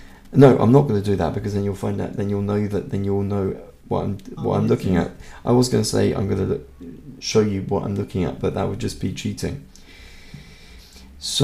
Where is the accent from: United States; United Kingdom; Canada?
United Kingdom; Berkshire, South East England; first language Hungarian; English is a second language; the county that I come from, the Royal County of Berkshire.